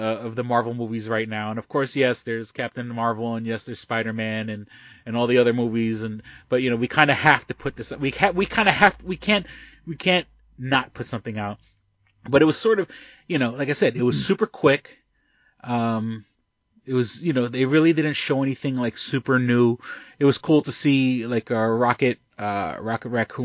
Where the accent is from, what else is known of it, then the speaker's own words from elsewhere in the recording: New York, United States; being a New Yorker